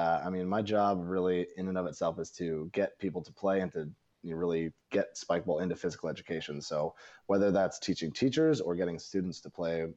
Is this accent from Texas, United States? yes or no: no; Northern California, United States; I'm from Northern California